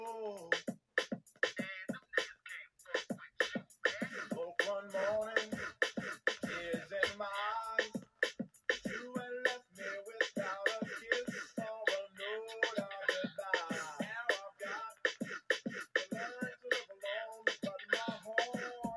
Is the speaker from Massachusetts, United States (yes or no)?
no; New Orleans, Louisiana, United States; now in Hattiesburg, United States; from New Orleans because that's my hometown.